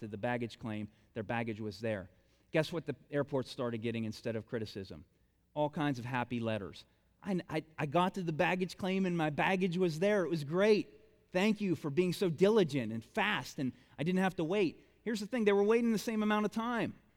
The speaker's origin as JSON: {"language": "English", "town": "Bolivar", "country": "United States", "said": "I'm, I'm from Bolivar."}